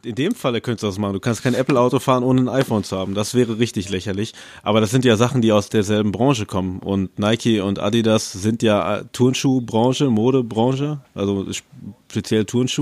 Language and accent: German; Paderborn, North Rhine-Westphalia, Germany; Ich komme aus der Hip-Hop-Stadt Paderborn.